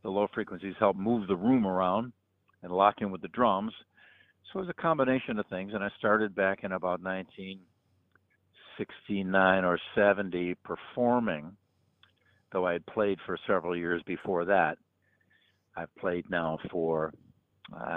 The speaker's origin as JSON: {"language": "English", "country": "United States", "said": "an American"}